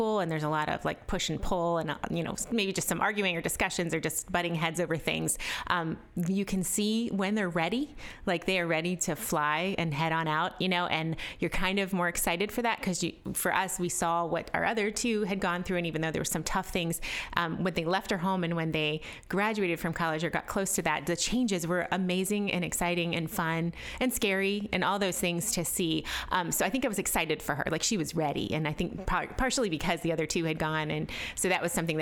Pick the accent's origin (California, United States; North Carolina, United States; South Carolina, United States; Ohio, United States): Ohio, United States; Canton; I'm from Canton, Ohio.